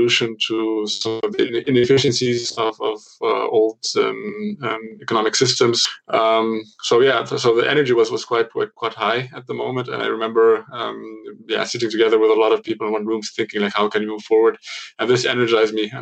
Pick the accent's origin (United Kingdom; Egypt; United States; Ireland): Egypt; Cairo, Cairo Governorate; moved away as an adult; now in Munich, Germany; I was born in Cairo to a sort of a mixed family, German-Egyptian family, where I also went to school, to a German school